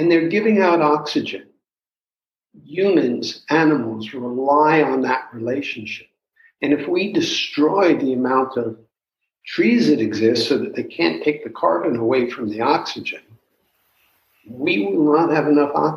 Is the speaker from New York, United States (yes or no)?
yes; New York City, New York, United States; moved away; where I grew up in New York City